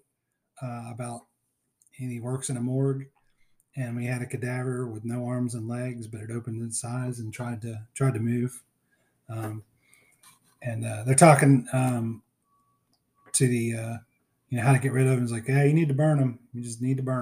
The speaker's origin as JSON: {"language": "English", "area": "near Pittsburgh", "region": "Pennsylvania", "country": "United States", "tie": "born or raised there", "moved": "yes", "said": "I grew up near Pittsburgh"}